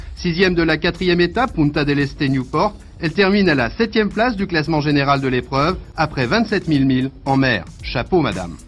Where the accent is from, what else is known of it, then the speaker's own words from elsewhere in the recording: La Grande-Verrière, Bourgogne-Franche-Comté, France; also born or lived in Autun / Dijon; Je suis né à Autun, mais j'ai grandi ici, à à côté, au crotomenière Grande-Verrière, dans le Morand